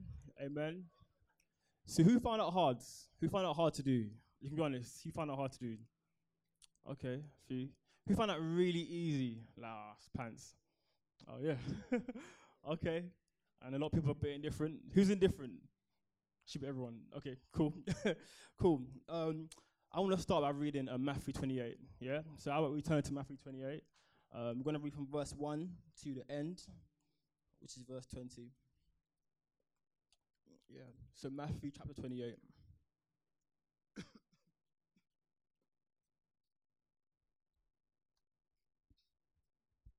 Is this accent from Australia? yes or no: no; Croydon, London, United Kingdom; Born and raised in Croydon.